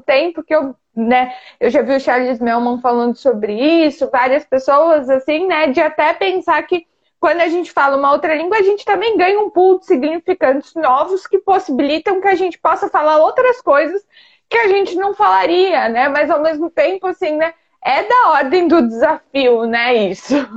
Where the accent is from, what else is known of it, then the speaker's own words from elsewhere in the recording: Brazil; now in France; não só nós que somos brasileiros